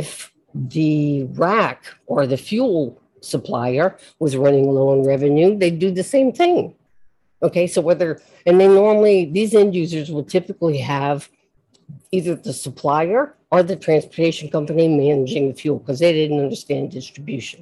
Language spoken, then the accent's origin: English; South Louisiana, United States; I'm from South Louisiana and I'm Catholic